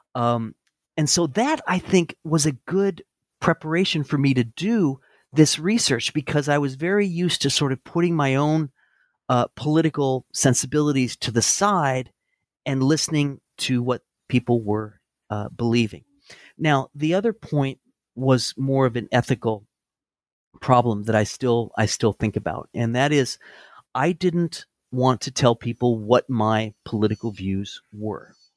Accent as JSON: {"language": "English", "town": "Santa Barbara", "region": "California", "country": "United States", "tie": "born or raised there", "also_born_or_lived": "Chapel Hill, North Carolina", "moved": "as an adult", "lives_now": "Aiken, United States", "said": "I grew up in Southern California in Santa Barbara"}